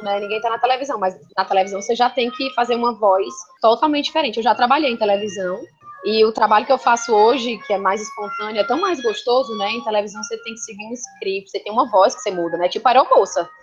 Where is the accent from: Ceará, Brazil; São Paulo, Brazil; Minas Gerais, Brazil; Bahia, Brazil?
Ceará, Brazil; Fortaleza; also born or lived in Barbalha; eu nasci no interior, mas eu vim para cá com um ano